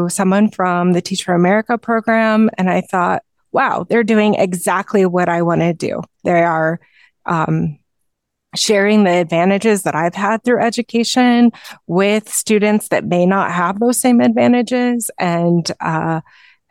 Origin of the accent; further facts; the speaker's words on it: Midwest, United States; moved away as an adult; also born or lived in St. Louis / Colorado; now in Patagonia, Arizona, United States; I'm originally from the Midwest and never imagined that I would be living in the sunny state of Arizona